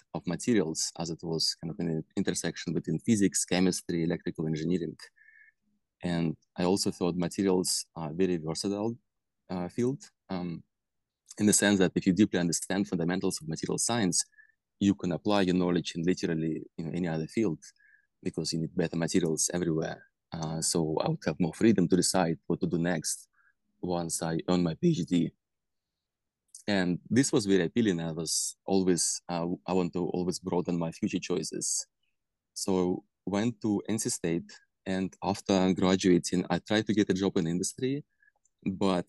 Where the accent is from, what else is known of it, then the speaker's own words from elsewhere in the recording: Russia; moved away as an adult; I was born in Russia